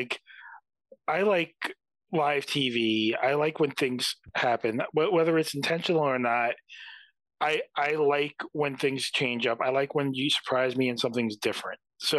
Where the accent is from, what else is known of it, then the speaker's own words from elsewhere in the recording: New York, United States; play in my hometown in Madison Square Garden.